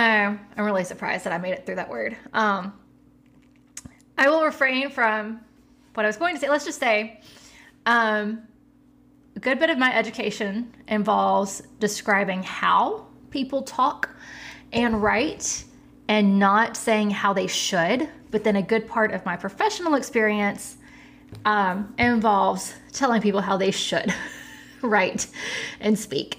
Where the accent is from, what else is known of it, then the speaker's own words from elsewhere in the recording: the South, United States; I'm from the South